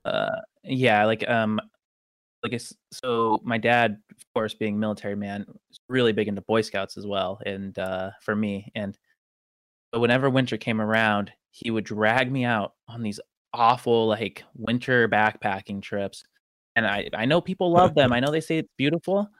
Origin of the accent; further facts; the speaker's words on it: Tacoma, Washington, United States; also born or lived in Detroit; if they end up in Tacoma, which is where I ended up as a kid